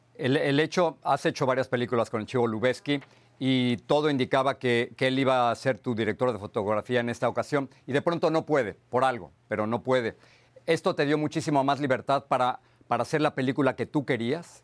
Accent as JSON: {"language": "Spanish", "area": "Echegaray", "region": "Mexico City", "country": "Mexico", "tie": "born or raised there", "said": "yo crecí en, en Echegaray, en la Ciudad de México"}